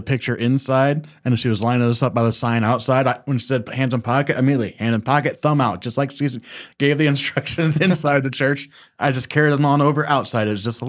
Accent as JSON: {"language": "English", "region": "Southern United States", "country": "United States", "said": "We're from the South."}